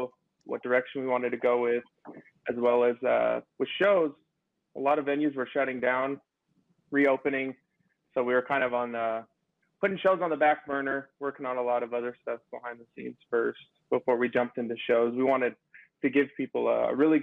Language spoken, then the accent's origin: English; Southern California, United States; moved away as an adult; now in Las Vegas, United States; I'm originally from Southern California